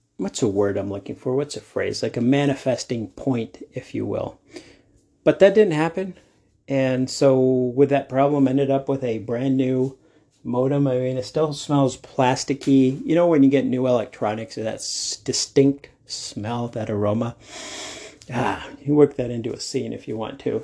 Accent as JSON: {"language": "English", "town": "Denver", "region": "Colorado", "country": "United States", "said": "I'm from Denver."}